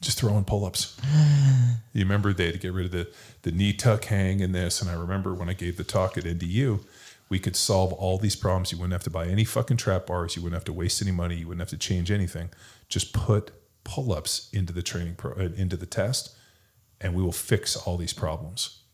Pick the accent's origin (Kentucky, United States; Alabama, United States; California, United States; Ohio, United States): California, United States; now in Texas, United States; I'm from California